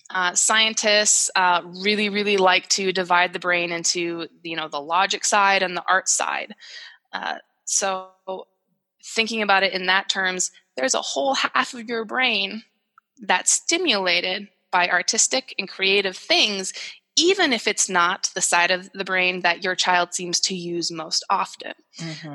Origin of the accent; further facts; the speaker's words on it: Sioux Falls, South Dakota, United States; my hometown in Sioux Falls, South Dakota